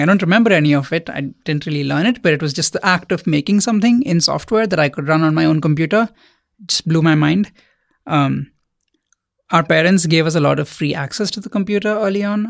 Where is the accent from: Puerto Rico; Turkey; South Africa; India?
India; moved away as an adult; now in United States; I grew up in India.